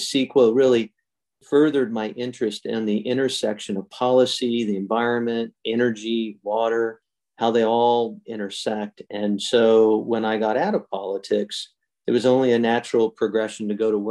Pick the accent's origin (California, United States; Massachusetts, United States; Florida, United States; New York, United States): California, United States; Central Valley; My roots are from the central part of the state of California. I was born and raised in the Golden State.